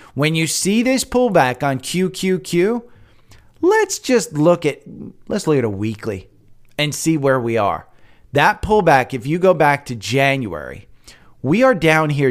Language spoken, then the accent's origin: English; United States; now in Atlanta, United States; I'm from Jersey, from New York